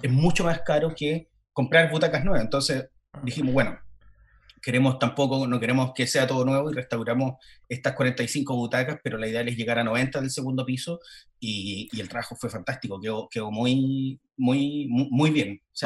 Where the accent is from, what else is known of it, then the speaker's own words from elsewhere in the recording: Valparaíso, Chile; Dije, ah, ah, de, ah. Valparaíso, Chile.